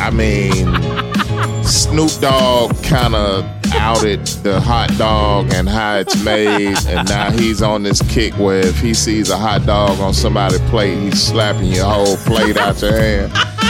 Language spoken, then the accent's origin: English; Memphis, Tennessee, United States; I'm from Memphis